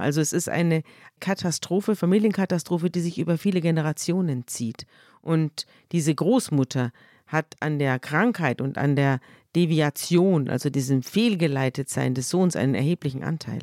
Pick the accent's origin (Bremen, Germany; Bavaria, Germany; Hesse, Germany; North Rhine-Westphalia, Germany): Bavaria, Germany; Munich; ich komme ja aus München